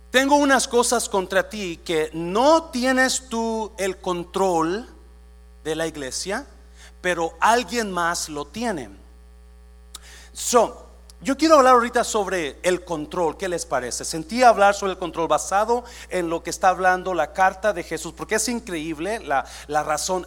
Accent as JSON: {"language": "Spanish", "country": "Mexico", "moved": "as an adult", "lives_now": "United States", "said": "Yo llegué de 18 años de México"}